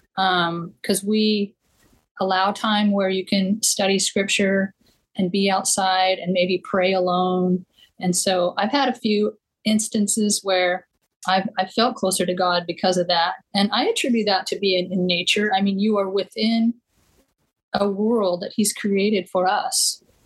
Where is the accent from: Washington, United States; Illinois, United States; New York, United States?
Washington, United States; Eastern; moved away; Growing up in Eastern Washington, um, right where the Snake River meets the Columbia River